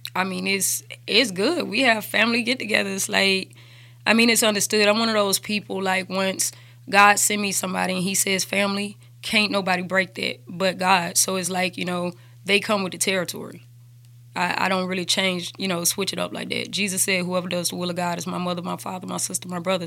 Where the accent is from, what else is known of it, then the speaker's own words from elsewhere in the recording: Birmingham, Alabama, United States; also born or lived in Hampton, Virginia / Mississippi; I grew up in Woodlawn